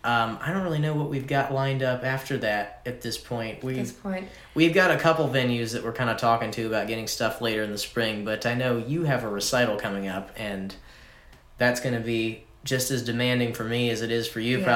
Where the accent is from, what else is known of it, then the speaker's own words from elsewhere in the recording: Columbia, Missouri, United States; I'm from Missouri.